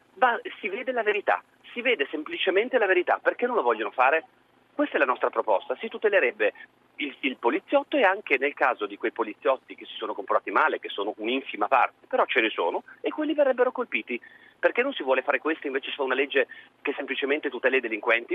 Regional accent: Sicily, Italy; now in Milan, Italy; chiamo da Milano ma sono siciliano

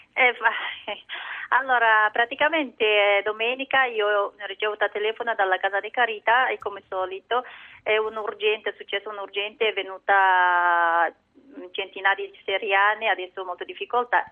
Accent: China; Italian is a second language; now in Milan, Italy; anche io non sono cinese, a nazionalità cinese, io sono eh, una minoranza

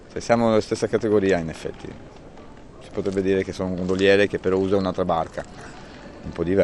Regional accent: Warsaw, Masovian Voivodeship, Poland; now in Venice, Italy; sono polacco. Sì. Di dove? Varsavia.

